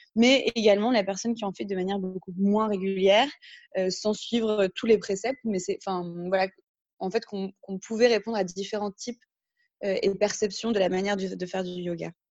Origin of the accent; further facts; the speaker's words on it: north of France, France; moved away as an adult; also born or lived in Paris / Cape Town, South Africa; je viens du nord de la France à la base, où j'ai fait du coup une partie de mes études